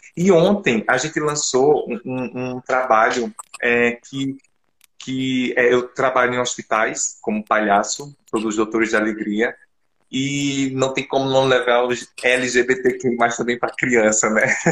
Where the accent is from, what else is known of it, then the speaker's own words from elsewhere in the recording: Arcoverde, Pernambuco, Brazil; Sou do interior de, de Arco Verde, sertão